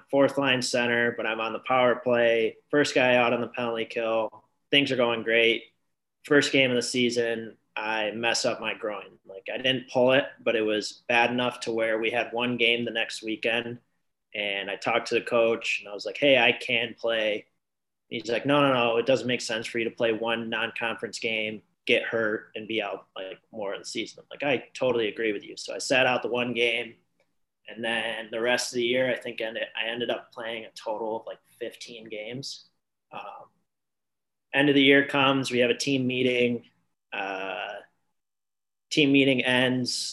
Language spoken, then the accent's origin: English; Grand Rapids, Michigan, United States; In Grand Rapids on the west side of Michigan